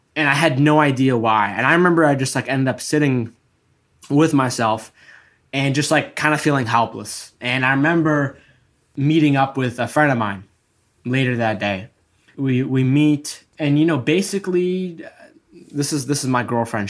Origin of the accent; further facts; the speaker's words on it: Egypt; I'm from Egypt.